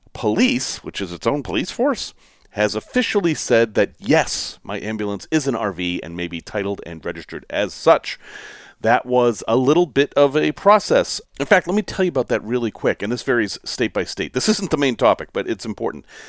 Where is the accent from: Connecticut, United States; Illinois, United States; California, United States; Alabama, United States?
Illinois, United States; Chicago; I'm from Chicago